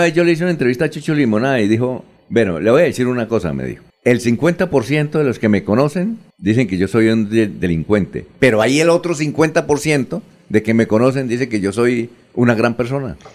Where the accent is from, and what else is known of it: Bucaramanga, Santander, Colombia; also born or lived in Girón